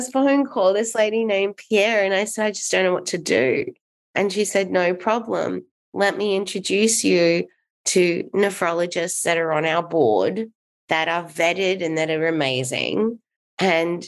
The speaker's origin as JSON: {"language": "English", "country": "Australia", "tie": "born or raised there", "moved": "as an adult", "lives_now": "Los Angeles, United States", "said": "I am from Australia. And I moved over to the US when I was 22 in 2003."}